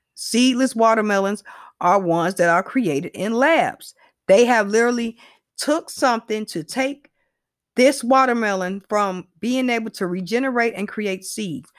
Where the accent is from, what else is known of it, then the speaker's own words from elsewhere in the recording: United States; I'm a American